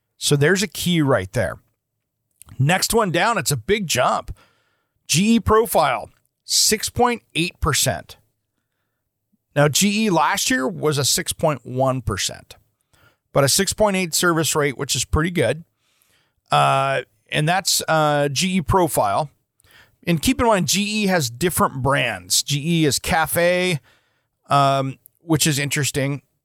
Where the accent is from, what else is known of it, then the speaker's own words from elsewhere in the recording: Portland, Oregon, United States; my hometown here in the Portland metro area